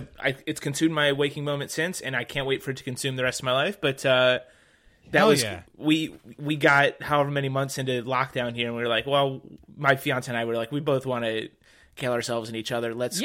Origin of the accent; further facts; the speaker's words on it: Walled Lake, Michigan, United States; also born or lived in Harlem, New York / Red Hook, Brooklyn; now in New York, United States; I grew up in a town called Walled Lake, Michigan.